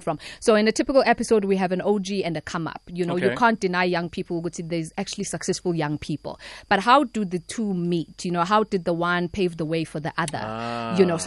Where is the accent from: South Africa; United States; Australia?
South Africa; Eshowe, KwaZulu-Natal; also born or lived in Pietermaritzburg; Born and bred in Pietermaritzburg, but then grew up Eshowe.